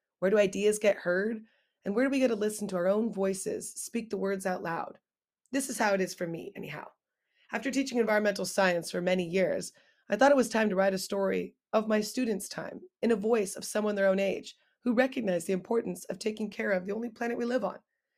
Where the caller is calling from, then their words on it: El Granada, California, United States; I'm coming in from El Granada, California. It's a small coastal town just south of San Francisco.